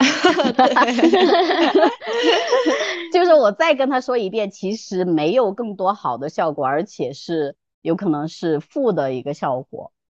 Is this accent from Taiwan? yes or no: no; China; 我们中国人，尤其女生啊